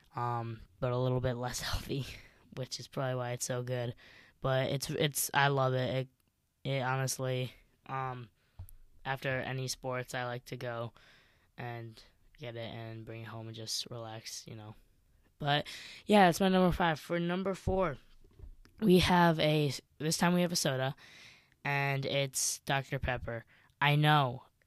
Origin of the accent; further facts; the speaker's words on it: Chicago, Illinois, United States; growing up in Chicago